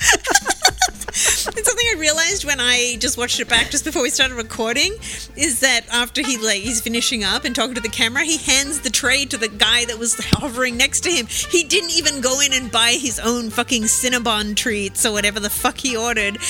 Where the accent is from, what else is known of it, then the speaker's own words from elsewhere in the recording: Melbourne, Victoria, Australia; moved away; my hometown